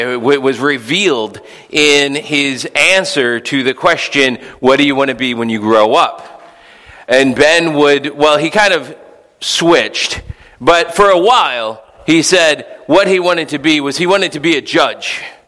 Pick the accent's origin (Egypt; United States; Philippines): Philippines; Dear brothers and sisters in Christ, when I was growing up in the Philippines, there was this other missionary kid.